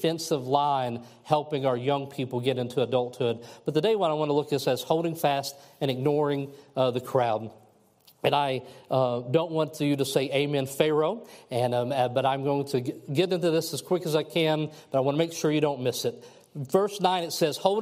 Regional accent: Kentucky, United States; moved away; I'm from Kentucky

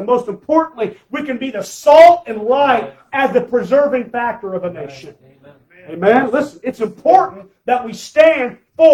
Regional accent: United States; I'm an American. I love my country.

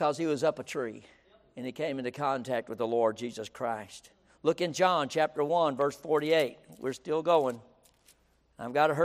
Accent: Kermit, United States; I'm from Kermit

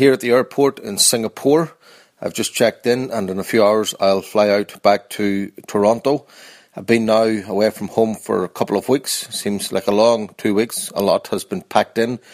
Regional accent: Northern Ireland, United Kingdom; now in Canada; We grew up together in Northern Ireland

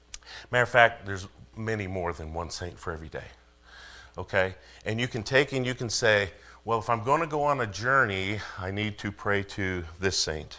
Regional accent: Denver, Colorado, United States; moved away; I come from Denver.

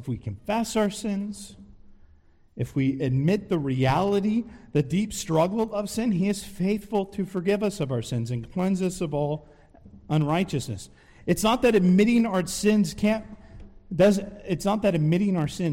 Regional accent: San Diego, California, United States; also born or lived in Henderson, Nevada; now in Waxhaw, United States; I'm from San Diego, but I moved here from Vegas.

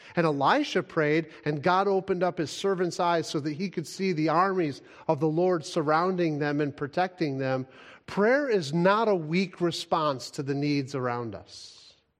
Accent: United States; as an American

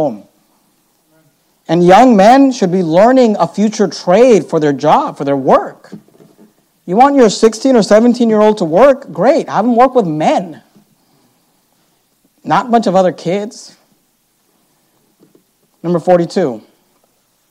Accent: Bay Area, California, United States; we grew up in the Bay Area

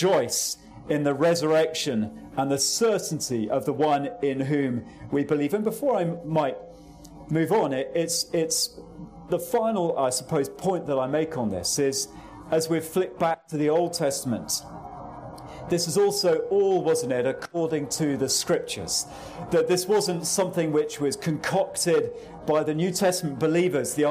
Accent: England, United Kingdom

